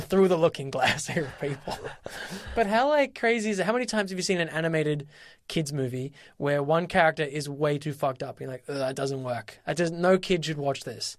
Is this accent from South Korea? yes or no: no; Australia; I am Australian.